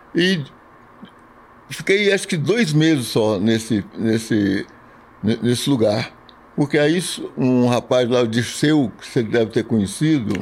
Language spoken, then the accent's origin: Portuguese; Lavras, Minas Gerais, Brazil; now in São Paulo, Brazil; em Lavras, quando era moleque, eu trabalhava na Praça de Esportes